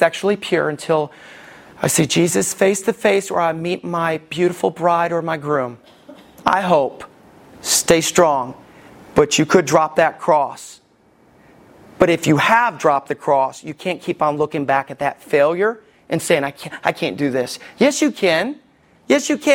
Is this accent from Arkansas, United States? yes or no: no; Somerville, Alabama, United States; I grew up in Somerville, Alabama.